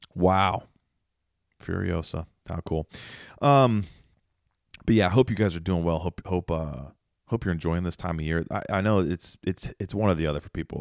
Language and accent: English; Mount Vernon, Ohio, United States; I'm from Ohio, you know, we don't really film movies in Mount Vernon where I'm from